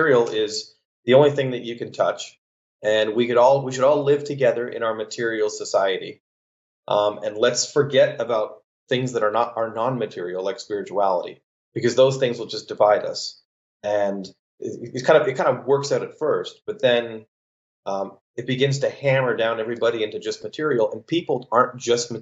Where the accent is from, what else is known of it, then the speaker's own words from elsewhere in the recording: Canada; I'm actually Canadian. I grew up 45 minutes from where he grew up